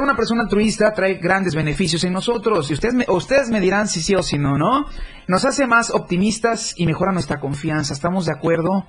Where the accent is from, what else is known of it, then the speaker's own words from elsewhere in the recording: Chiapas, Mexico; somos eh, chiapanecos para empezar, ¿no? Somos hermanos de tierra, compartimos territorio